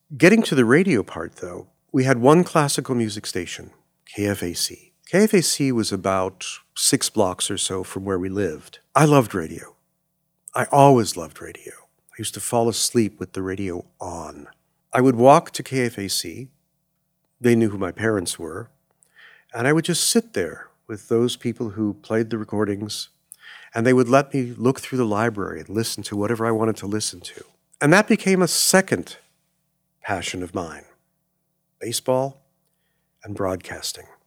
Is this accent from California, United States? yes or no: yes; Los Angeles, California, United States; growing up in Los Angeles, which is not a fair thing to say because you really can't grow up in L